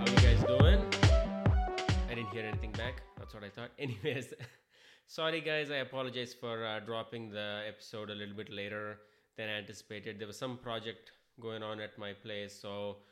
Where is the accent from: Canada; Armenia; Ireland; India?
India; now in Kansas City, United States; I come from India